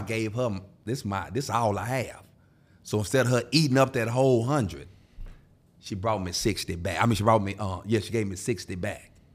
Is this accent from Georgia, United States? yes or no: no; Houston, Texas, United States; I'm from Houston